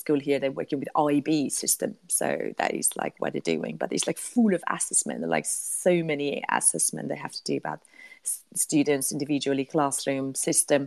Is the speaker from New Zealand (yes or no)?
no; Italy; I'm from Italy